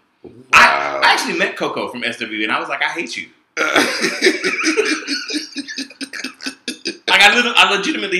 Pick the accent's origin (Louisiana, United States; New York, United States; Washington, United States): Louisiana, United States; growing up in Louisiana